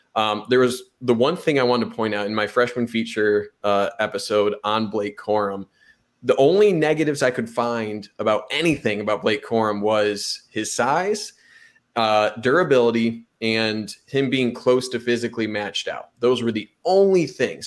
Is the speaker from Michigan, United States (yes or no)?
yes; Monroe, Michigan, United States; Monroe, Michigan, my hometown